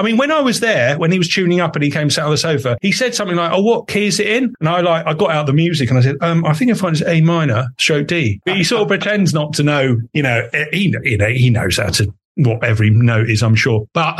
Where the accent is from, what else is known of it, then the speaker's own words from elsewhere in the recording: Epping Forest, East of England, United Kingdom; I grew up in Epping Forest, and I went to a school called Forest School